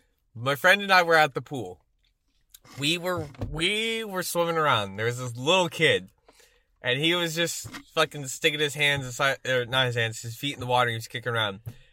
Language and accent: English; Texas, United States; I grew up in Texas